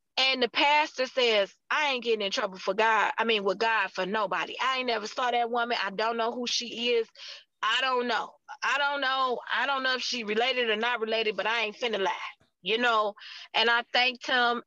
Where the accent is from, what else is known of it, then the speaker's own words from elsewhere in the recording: United States; I'm American